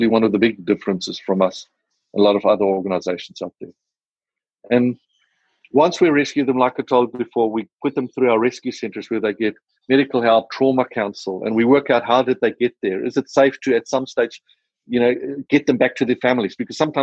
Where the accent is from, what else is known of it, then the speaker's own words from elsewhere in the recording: South Africa; accent: South African; my South African accent